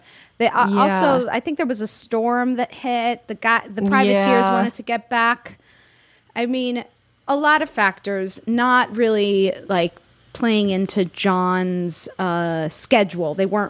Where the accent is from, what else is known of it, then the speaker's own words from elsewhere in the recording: Florida, United States; I'm from Florida.